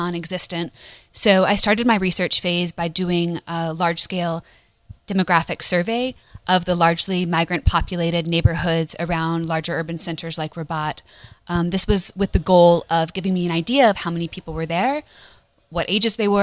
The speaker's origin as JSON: {"language": "English", "country": "United States", "said": "as an American"}